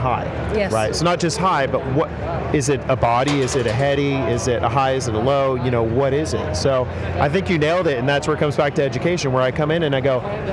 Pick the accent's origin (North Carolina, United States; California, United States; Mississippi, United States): California, United States; San Francisco; growing up in the Bay Area in San Francisco